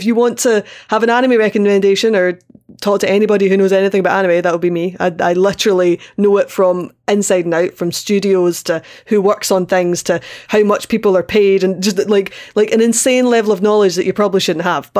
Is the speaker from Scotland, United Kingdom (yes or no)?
yes; Scotland, United Kingdom; accent: Scottish; I'm Scottish.